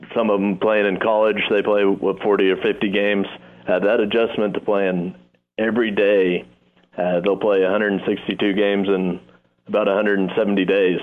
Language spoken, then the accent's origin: English; Round Rock, Texas, United States; moved away as an adult; also born or lived in Oklahoma / Corpus Christi, Texas; now in Nashville, United States; my hometown of Round Rock, Texas